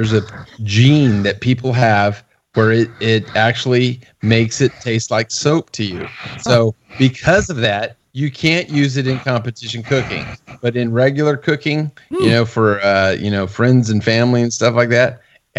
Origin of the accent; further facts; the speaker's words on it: Texas, United States; I'm from Texas.